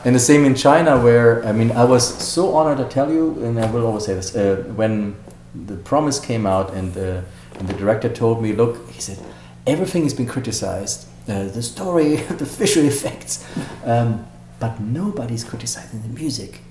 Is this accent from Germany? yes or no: yes; Germany; also born or lived in Hollywood; now in United States; when I grew up in Germany